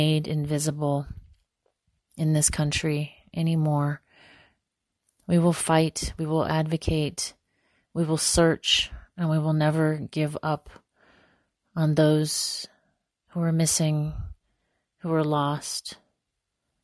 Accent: northeastern Montana, United States; I am most rooted in my home community on the Menishoshe in northeastern Montana

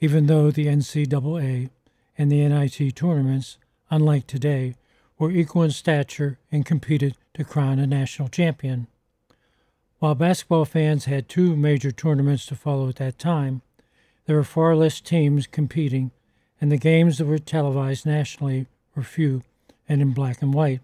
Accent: Pittsburgh, Pennsylvania, United States; my hometown Pirates

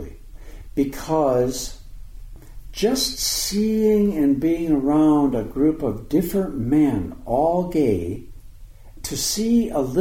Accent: Dickinson, North Dakota, United States; I was born in Dickinson, North Dakota, and it was 2 years after the end of World War II

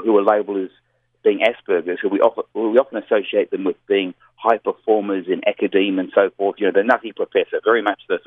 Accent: Melbourne, Victoria, Australia; also born or lived in New Zealand; Melbourne, Australia, which is my hometown

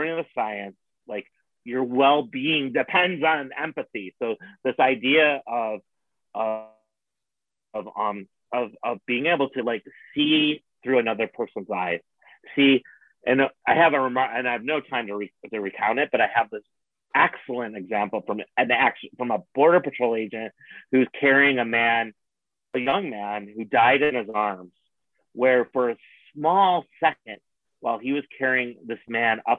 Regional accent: Buffalo, New York, United States; moved away; also born or lived in Arizona; I grew up in Buffalo, New York

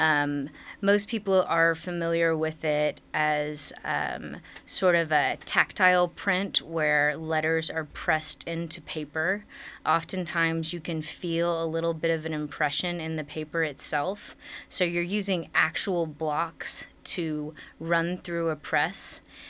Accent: Nashville, Tennessee, United States; I'm from Nashville, Tennessee

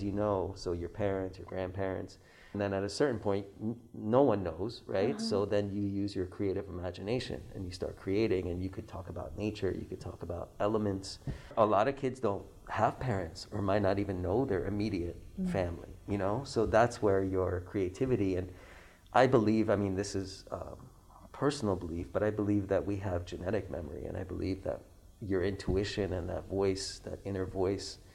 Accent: Iran; now in Hawaii, United States; I tell them I'm from Iran

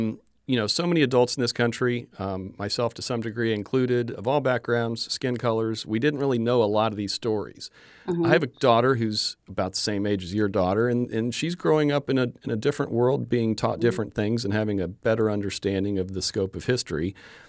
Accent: Florida, United States; I grew up in Florida.

